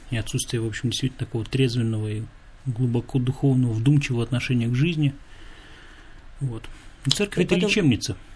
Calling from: Krasnodar Krai, Russia; Здравствуйте … из Краснодарского края.

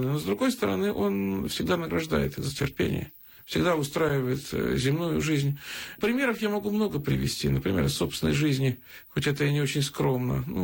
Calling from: Pskov Oblast, Russia; я из Псковской области звоню.

